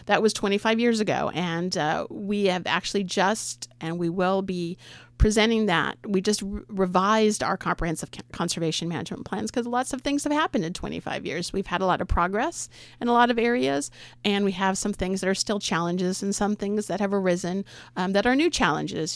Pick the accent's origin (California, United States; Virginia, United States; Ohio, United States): California, United States; San Jose; moved away as an adult; also born or lived in San Luis Obispo, California / eastern Oregon / Nehalem, Oregon; now in Oregon, United States; I was born in San Jose